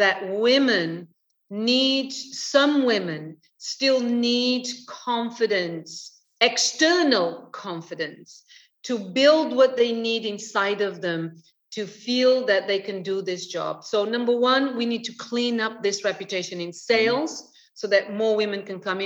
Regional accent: London, United Kingdom; moved away as an adult; now in Portugal; I'm British. I lived 25 years in London. I love London. London is my home

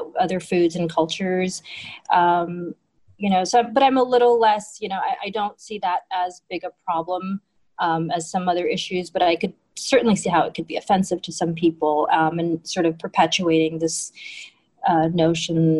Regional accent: Hawaii, United States; moved away as an adult; I grew up in Hawaii

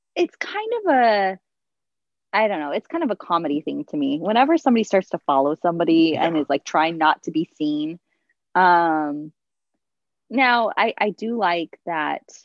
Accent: Southern California, United States; now in San Francisco, United States; I grew up in Southern California and I live in San Francisco

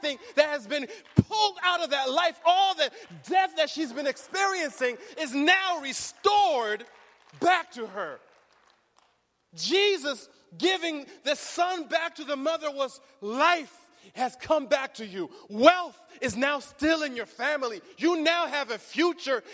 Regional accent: Berrien Springs, Michigan, United States; now in Riverside, United States; I grew up in Bering Springs

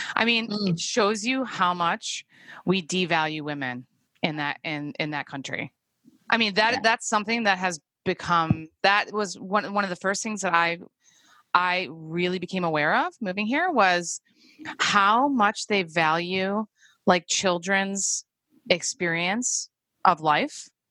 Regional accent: Chicago, Illinois, United States; moved away as an adult; now in New Zealand; I'm from Chicago

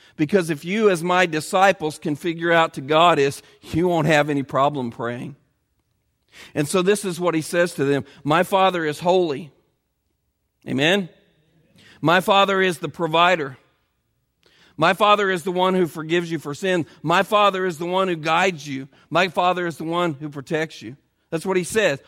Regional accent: Edinburgh, Indiana, United States; the little town where I grew up in Edinburgh, Indiana

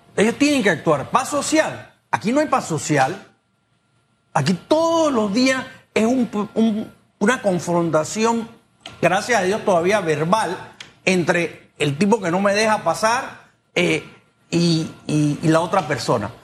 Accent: Panama; yo me siento como panameño

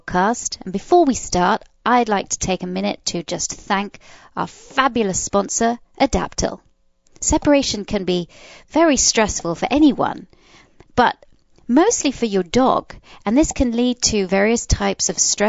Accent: England, United Kingdom; now in United States; I was brought up in England.

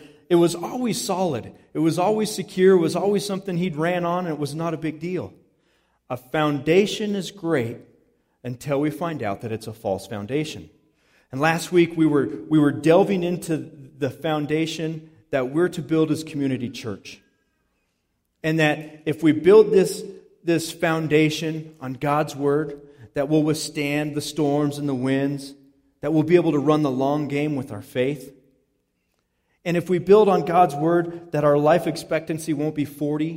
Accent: Palisade, Colorado, United States; we grew up in East Orchard Mesa in Palisade, Colorado

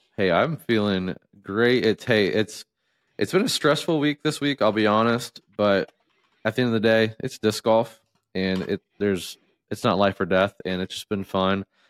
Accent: Southeast Ohio, United States; moved away; I was from Southeast Ohio

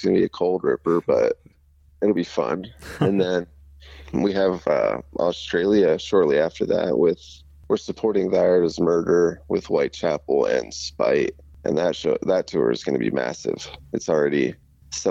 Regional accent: United States; this is, you know, our home country.

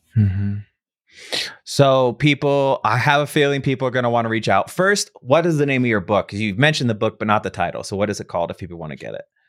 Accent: Midwest, United States; moved away; I grew up in the Midwest

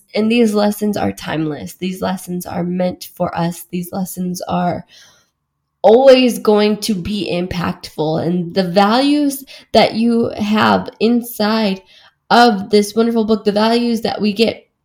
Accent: Wisconsin, United States; moved away as an adult; now in London, United Kingdom; I grew up as like a Mexican, like white suburban girl, like in a small town in Wisconsin

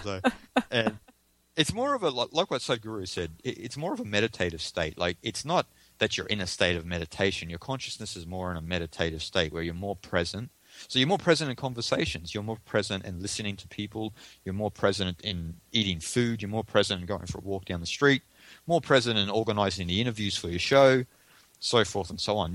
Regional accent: Australia; I'm Australian

